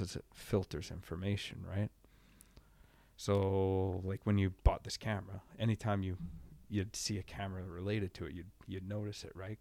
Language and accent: English; Sam Valley, British Columbia, Canada; I grew up in Sam Valley